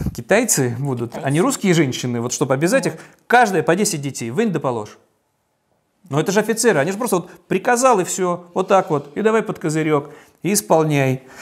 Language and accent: Russian; Saint Petersburg, Russia; как петербуржец